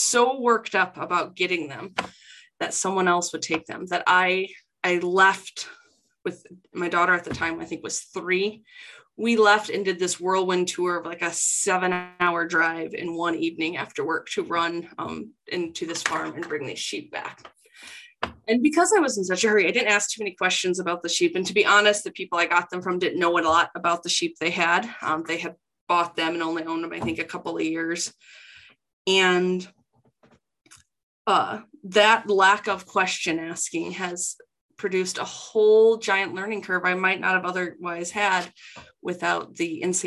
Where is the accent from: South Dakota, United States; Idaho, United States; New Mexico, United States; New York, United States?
South Dakota, United States; moved away as an adult; now in Minnesota, United States; I'm both originally from South Dakota